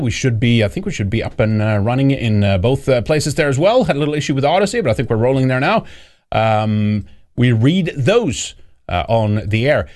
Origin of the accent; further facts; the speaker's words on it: Sweden; also born or lived in Gothenburg; now in United States; I'm, I'm in the U S right now, but I, uh, I am from Sweden.